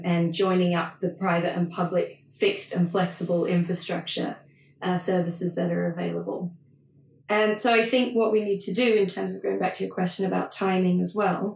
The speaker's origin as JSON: {"language": "English", "country": "Australia", "moved": "yes", "said": "I'm Australian, so I am going to say data"}